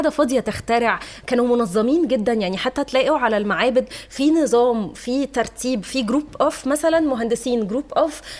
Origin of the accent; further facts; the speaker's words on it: Egypt; انا فخوره ان انا مصريه